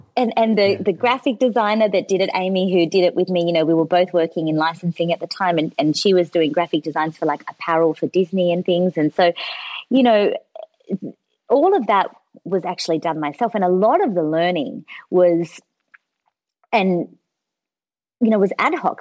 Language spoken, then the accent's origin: English; Australia; also born or lived in São Paulo, Brazil; I moved to Australia in 1994, and I was six years old. It was September 1994, just after my sixth birthday. So. I'm I kind of feel like I'm Brazilian by heart, but I don't have. Uh, I, I, didn't go to school there. I came here. I started kindergarten in Australia